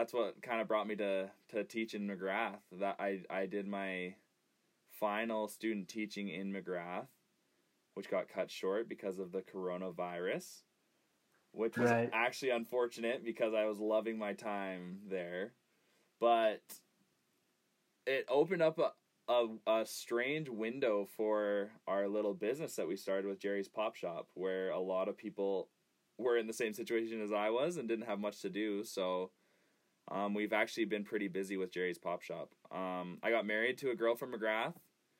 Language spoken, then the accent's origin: English; Raymond, Alberta, Canada; I grew up in Raymond. I went to Raymond High School